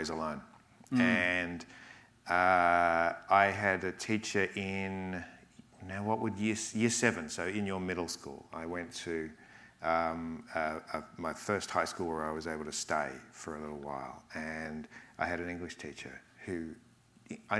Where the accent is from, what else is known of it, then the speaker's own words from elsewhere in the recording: Australia; I'm Australian, obviously. I lived in regional areas that were very dry